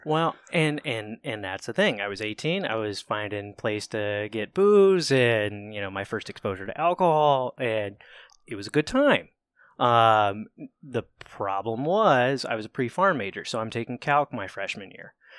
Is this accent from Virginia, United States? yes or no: no; Cambridge, Ohio, United States; moved away as an adult; also born or lived in Albany, Georgia; I am a redneck nobody that grew up in, uh, Southeast Ohio, so I was raised in Cambridge, Ohio